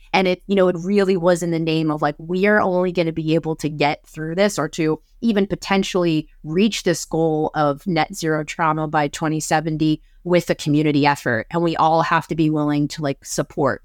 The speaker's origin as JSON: {"language": "English", "region": "Pennsylvania", "country": "United States", "tie": "born or raised there", "said": "my home state of Pennsylvania"}